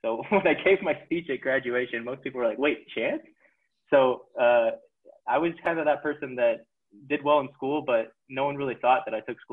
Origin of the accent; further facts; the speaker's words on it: Las Vegas, Nevada, United States; moved away as an adult; now in Utah, United States; So I grew up in Las Vegas, Nevada, sunny Las Vegas.